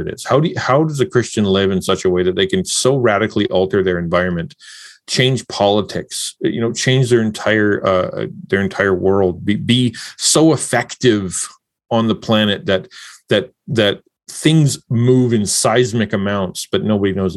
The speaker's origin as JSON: {"language": "English", "country": "Canada", "said": "I'm a Canadian"}